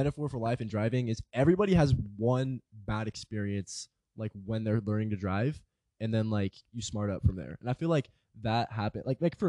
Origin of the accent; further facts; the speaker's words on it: California, United States; because I'm from California